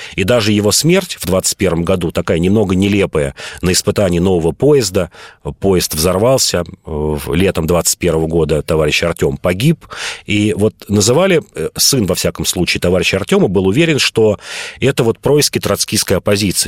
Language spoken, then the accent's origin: Russian; Moscow, Russia; я москвич